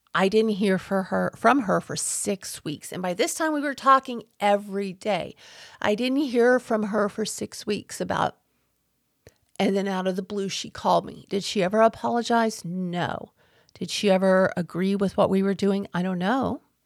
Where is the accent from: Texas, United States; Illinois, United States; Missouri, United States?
Texas, United States; growing up in Texas, not wearing shoes on the farm